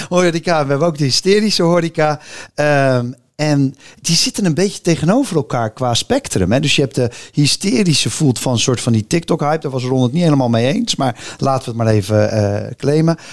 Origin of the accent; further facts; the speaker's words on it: Rotterdam, South Holland, Netherlands; ik ben echt Rotterdammer